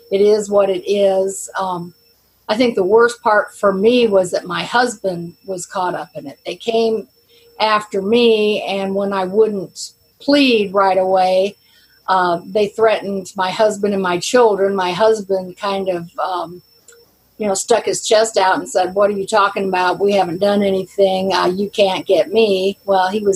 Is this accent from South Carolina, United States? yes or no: yes; South Carolina, United States; We're from South Carolina